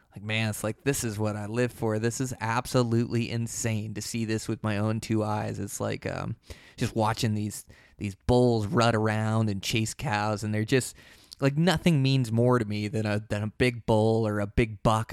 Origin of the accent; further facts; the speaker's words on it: Pacific Northwest, United States; I was born and raised in the Pacific Northwest